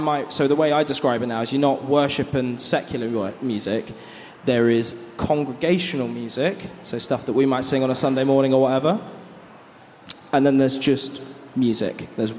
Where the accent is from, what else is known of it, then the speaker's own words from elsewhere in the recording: Bourne End, South East England, United Kingdom; now in Bath, United Kingdom; I'm originally from Community Church Bourne End. The irony, right? I have my mum and dad here.